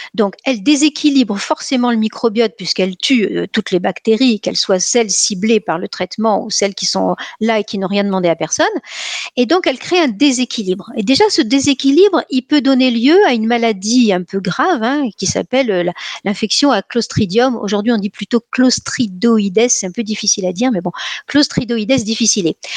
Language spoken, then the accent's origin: French; Nice, Provence-Alpes-Côte d'Azur, France; je suis niçoise